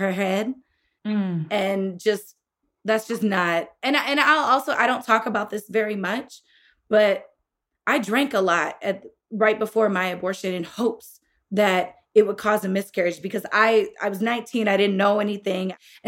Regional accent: Illinois, United States; my home state of Illinois

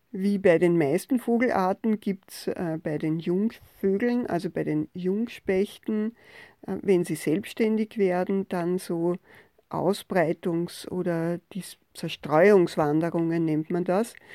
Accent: Austria; bei uns in Österreich und auch in Wien

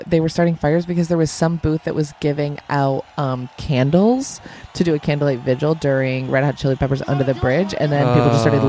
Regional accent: near Ithaca, New York, United States; growing up near Ithaca.

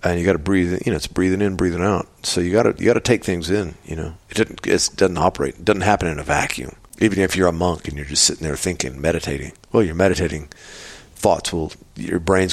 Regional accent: Texas, United States; I come from Texas, where Texans, they love their bullshit

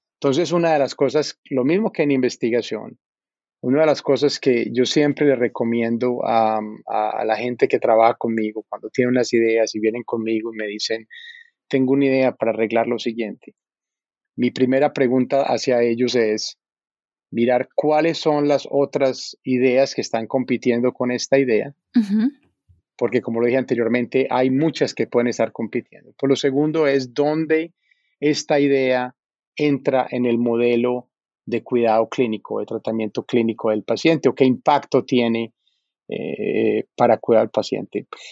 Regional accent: Medellín, Antioquia, Colombia; moved away as an adult; also born or lived in New York; now in United States; yo nací en, en Medellín, eh, soy colombiano

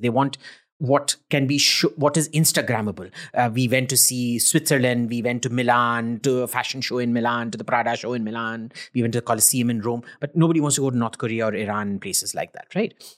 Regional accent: India; being an Indian

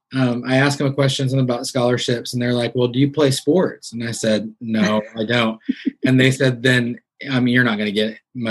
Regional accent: Missouri, United States; moved away as an adult; also born or lived in Arkansas / Nashville, Tennessee; growing up in Missouri

